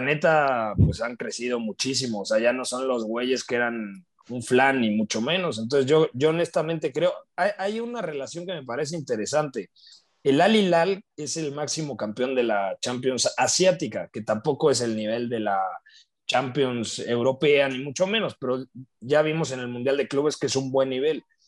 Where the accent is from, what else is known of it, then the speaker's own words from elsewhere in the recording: Mexico; soy mexicano